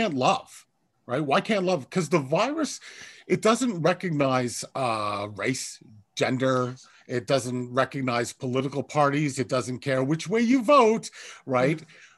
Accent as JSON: {"language": "English", "town": "Kingston", "region": "Ontario", "country": "Canada", "said": "I am from Kingston, Ontario"}